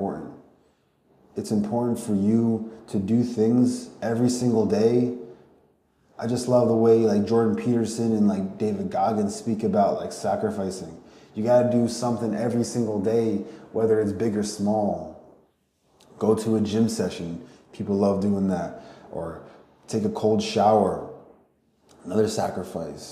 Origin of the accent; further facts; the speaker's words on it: Ukraine; I'm from Ukraine, my family's from Ukraine